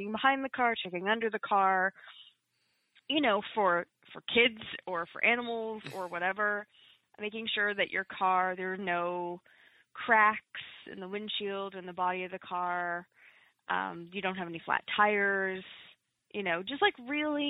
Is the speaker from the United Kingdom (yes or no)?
no; Toronto, Ontario, Canada; moved away as an adult; now in Hamilton, Canada; I'm from Toronto